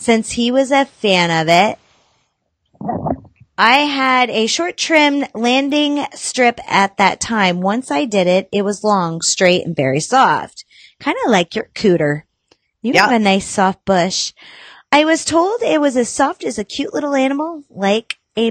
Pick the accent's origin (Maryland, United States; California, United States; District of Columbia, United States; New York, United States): New York, United States; the Adirondacks; also born or lived in Virginia; I'm not from Virginia. I mean, yes, my mom popped me out of her vagina in Virginia, but I grew up in the Adirondacks